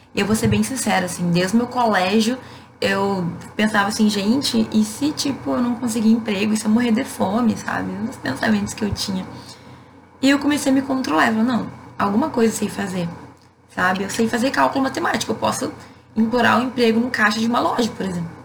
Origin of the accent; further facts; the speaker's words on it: Rio Grande do Sul, Brazil; Eu, por ser gaúcha